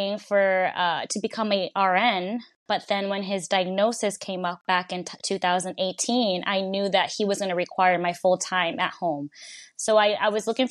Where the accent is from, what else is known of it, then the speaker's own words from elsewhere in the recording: Puerto Rico; now in Connecticut, United States; I was born in the United States in Connecticut, but I was actually raised in Puerto Rico by my grandparents. And as I came back to the United States, to Connecticut